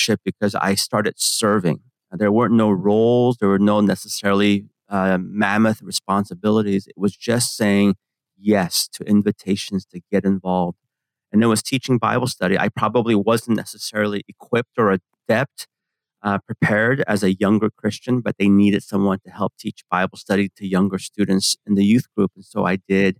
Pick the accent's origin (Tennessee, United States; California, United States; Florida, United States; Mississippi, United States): California, United States; San Francisco; English is a second language; I grew up in San Francisco, in the Bay Area